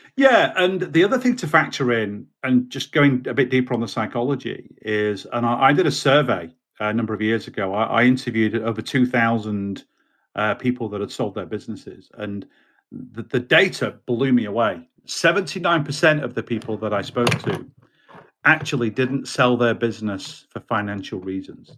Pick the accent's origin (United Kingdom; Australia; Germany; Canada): United Kingdom; also born or lived in Baltimore, United States; I'm a Brit